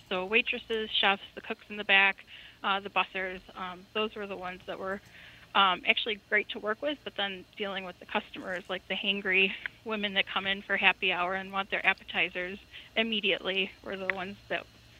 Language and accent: English; Chicago, Illinois, United States; I am from Chicago, but it was not mob-related.